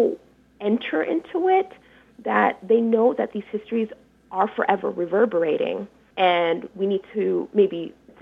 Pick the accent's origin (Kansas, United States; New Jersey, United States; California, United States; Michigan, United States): Michigan, United States; Detroit; So I grew up in what is now called Midtown, Detroit